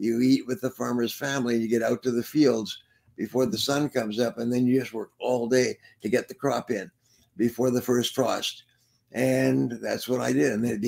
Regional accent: Prince Edward Island, Canada; born there; Well, I was born in Prince Edward Island in Canada during the war.

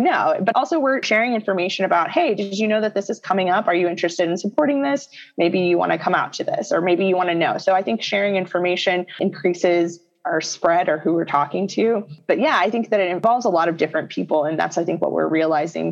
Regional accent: Texas, United States; now in Illinois, United States; I come from Texas

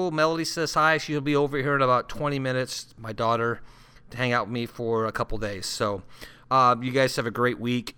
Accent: Santa Ana, California, United States; now in Sioux Falls, United States; So I grew up in Southern California, and I was born and raised in Santa Ana, California.

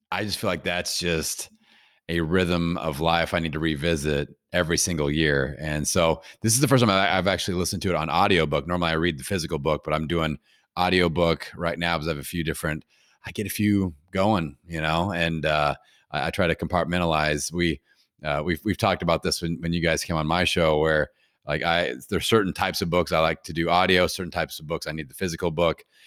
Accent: Bloomington, Indiana, United States; my hometown here in Bloomington, Indiana

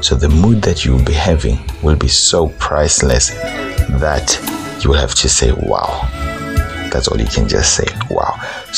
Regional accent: South Africa

